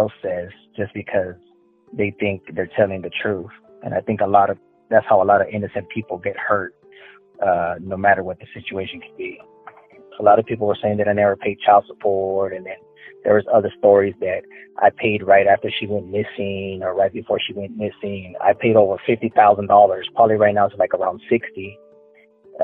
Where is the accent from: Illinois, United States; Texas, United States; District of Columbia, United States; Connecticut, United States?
Texas, United States; the Valley; also born or lived in Houston, Texas; I lived in the valley most of my life, which I do live right now. And I lived in Houston for about 10 years as well.